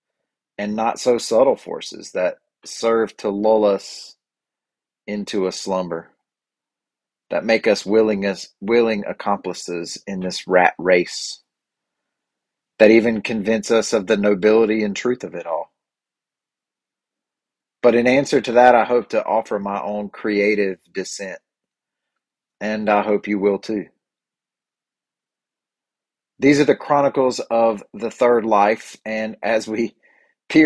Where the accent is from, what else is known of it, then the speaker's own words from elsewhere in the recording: Boiling Springs, United States; Boiling Springs, my hometown